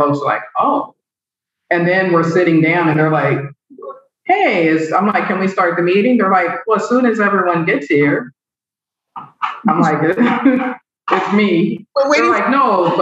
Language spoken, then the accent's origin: English; Seattle, Washington, United States; also born or lived in North Carolina; as a kid growing up in Seattle in the same neighborhood that my kids lived